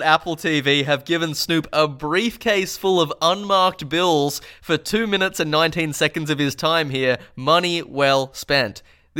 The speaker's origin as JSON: {"language": "English", "town": "Alice Springs", "region": "Northern Territory", "country": "Australia", "tie": "born or raised there", "said": "Growing up in Alice Springs, when you're enjoying a 40 degree Celsius Christmas, your first thought isn't to immediately drink eggs and milk that have been mixed together."}